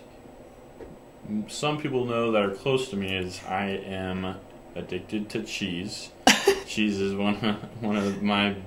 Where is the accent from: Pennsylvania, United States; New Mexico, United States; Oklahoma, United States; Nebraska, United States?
Nebraska, United States; York; I grew up here in York, born at the hospital and everything.